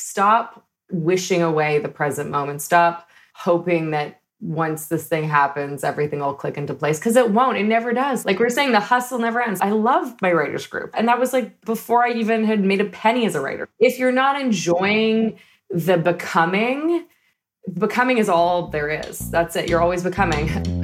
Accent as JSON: {"language": "English", "town": "Toronto", "region": "Ontario", "country": "Canada", "tie": "born or raised there", "moved": "as an adult", "lives_now": "Los Angeles, United States", "said": "I hail from a suburb of Toronto called Scarborough"}